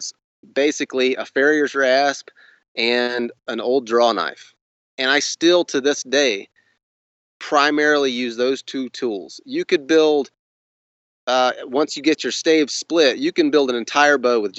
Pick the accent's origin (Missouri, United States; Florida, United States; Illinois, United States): Florida, United States; Northwest; I grew up on a ranch in Northwest Florida